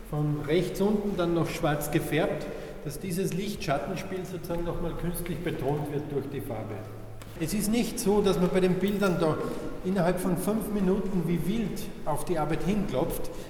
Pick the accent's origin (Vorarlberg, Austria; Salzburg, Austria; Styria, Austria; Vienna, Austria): Salzburg, Austria; ich komme aus Salzburg, aus einem kleinen Dorf in der Nähe von Salzburg.